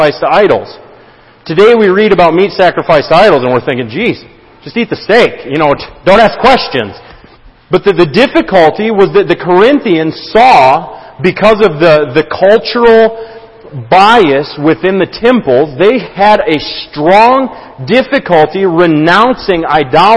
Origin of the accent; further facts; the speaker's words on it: United States; As American Christians